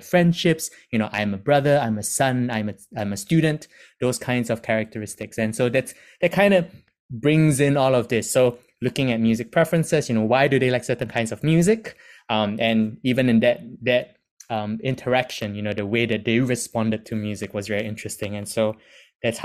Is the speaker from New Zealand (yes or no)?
no; Singapore; moved away as an adult; now in United Kingdom; being ethnically Chinese, born and raised in Singapore, I've moved to the UK